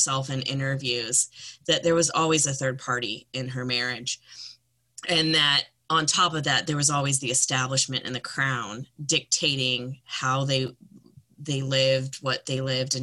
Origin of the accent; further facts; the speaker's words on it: Canada; as a Canadian